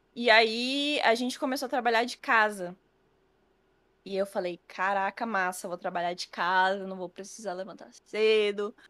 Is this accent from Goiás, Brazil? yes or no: yes; Cidade Ocidental, Goiás, Brazil; moved away as an adult; now in Bahia, Brazil; Eu sou do DF na verdade, em torno do Distrito Federal. Então, uhum. não morava em Brasília em si, eu morava no entorno. Uhum. E aí, é, na cidade onde eu morava, cidade ocidental